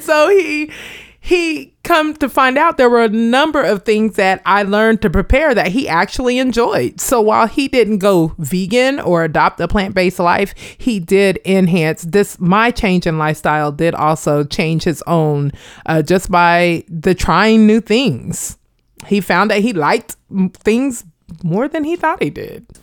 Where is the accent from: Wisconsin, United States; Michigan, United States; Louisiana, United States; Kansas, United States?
Kansas, United States; Wichita; moved away as an adult; now in Hampton Roads, United States; growing up in Wichita, Kansas